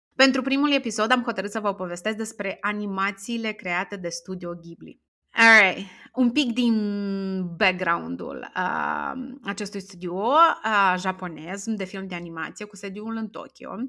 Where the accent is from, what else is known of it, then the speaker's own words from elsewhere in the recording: Strășeni, Strășeni District, Moldova; m-am născut în orașul Strășeni, sunt din Republică